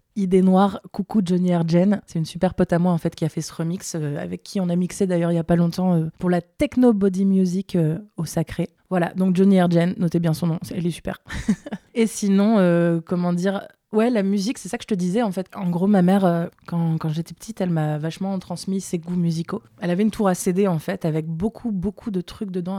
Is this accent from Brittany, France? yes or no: no; Lille, Hauts-de-France, France; Je suis pas parisienne, je viens de Lille